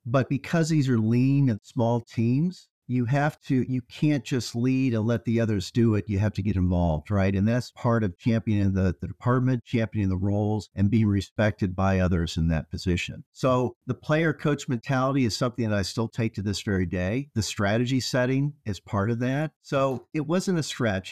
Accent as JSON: {"language": "English", "area": "outside of Peoria", "region": "central Illinois", "country": "United States", "tie": "born or raised there", "said": "I grew up in, uh, central Illinois, or as they say in Illinois, downstate. Outside of Peoria, Illinois, in a city that was about ten thousand people."}